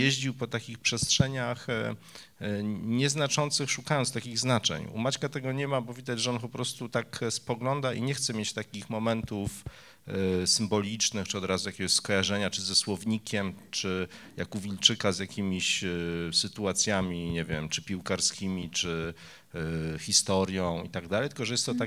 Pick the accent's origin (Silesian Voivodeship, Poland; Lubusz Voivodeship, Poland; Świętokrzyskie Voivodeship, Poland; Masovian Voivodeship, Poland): Masovian Voivodeship, Poland; Warsaw; Ja jako warszawiak